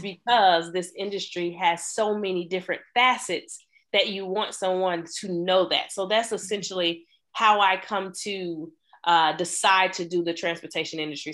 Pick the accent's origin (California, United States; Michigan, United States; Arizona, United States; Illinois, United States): Illinois, United States; Chicago; I grew up in Chicago